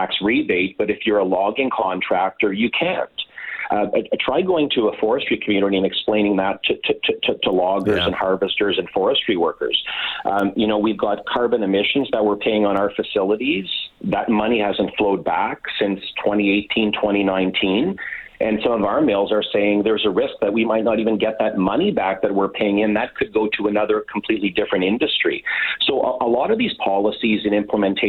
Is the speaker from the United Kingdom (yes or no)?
no; Pembroke, Ontario, Canada; moved away; I grew up in Pembroke